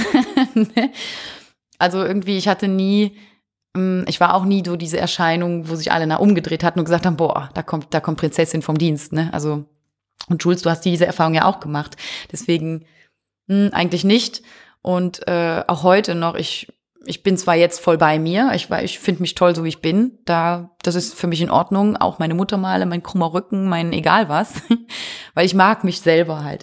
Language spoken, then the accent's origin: German; Wallonia, Belgium; Ostbelgien, wir sind aus Ostbelgien